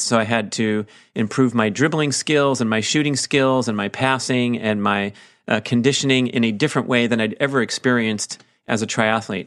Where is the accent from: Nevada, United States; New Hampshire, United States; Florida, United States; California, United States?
California, United States; Auburn; my hometown where I trained for triathlons for many years